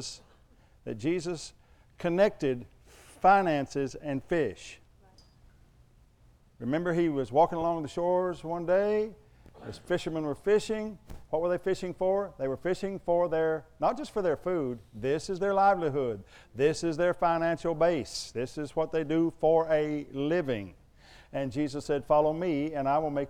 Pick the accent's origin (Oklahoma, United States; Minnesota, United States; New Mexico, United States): Oklahoma, United States; I'm from Oklahoma